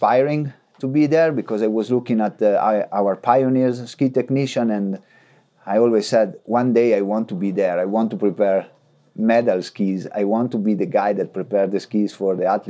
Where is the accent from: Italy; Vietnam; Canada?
Italy; Frassinoro, Emilia-Romagna; We have a big tradition in cross-country skiing in my town, in Frassinoro